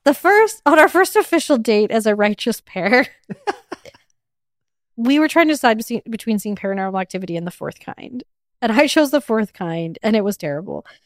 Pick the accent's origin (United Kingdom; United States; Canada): Canada; Edmonton, Alberta; I'm from Edmonton